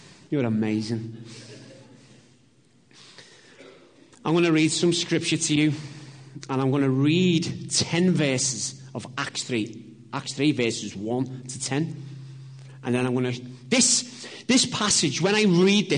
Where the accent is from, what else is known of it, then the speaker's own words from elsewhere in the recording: Liverpool, North West England, United Kingdom; I'm from Liverpool